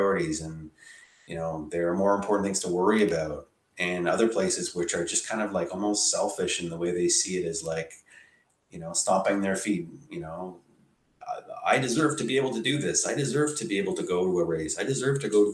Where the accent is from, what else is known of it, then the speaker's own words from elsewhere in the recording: Ottawa, Ontario, Canada; also born or lived in Toronto; I didn't grow up in Toronto. I grew up here in Ottawa where I live now